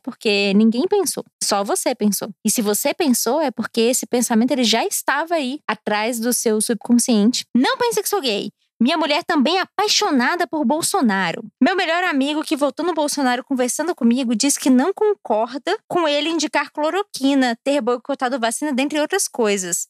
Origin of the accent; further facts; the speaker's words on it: Brasília, Federal District, Brazil; also born or lived in Rio Grande do Sul; eu moro em Brasília, eu sou nascida e criada em Brasília